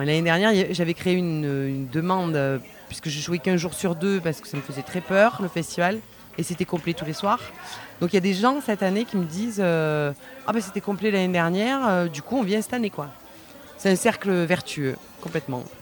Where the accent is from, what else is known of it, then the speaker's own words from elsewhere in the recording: Vaucluse, Provence-Alpes-Côte d'Azur, France; je suis du Vaucluse